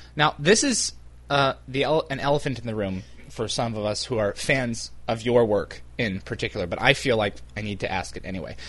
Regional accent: United States; I'm American

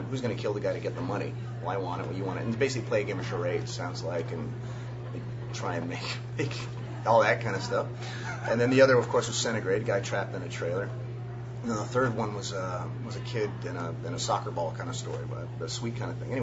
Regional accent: Los Angeles, California, United States; moved away as an adult; now in Vancouver, Canada; I'm from L.A.

